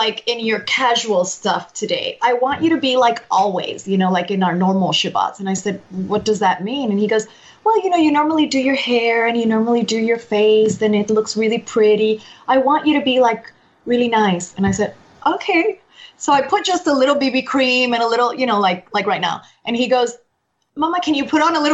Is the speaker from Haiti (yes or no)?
no; Aguas Buenas, Puerto Rico; I'm from Aguas Buenas, Puerto Rico. Aguas Buenas is the mountains